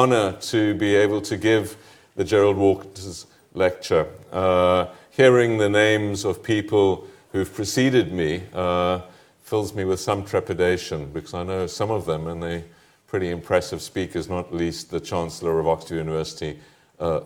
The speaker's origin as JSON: {"language": "English", "country": "South Africa", "also_born_or_lived": "Paris", "moved": "as an adult", "said": "South Africans, my fellow countrymen"}